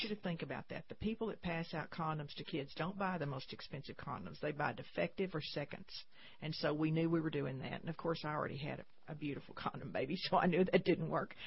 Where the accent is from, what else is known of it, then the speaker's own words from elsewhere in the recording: San Saba, Texas, United States; I grew up in San Saba, Texas, very small town, central Texas